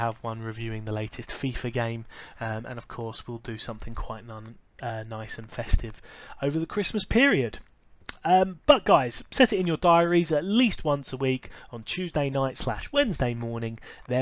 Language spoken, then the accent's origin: English; United Kingdom; I am British, I do live in England